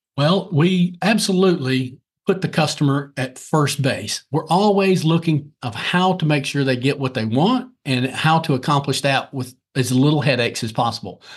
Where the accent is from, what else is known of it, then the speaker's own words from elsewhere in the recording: Lancaster, South Carolina, United States; originally, I'm from Lancaster, South Carolina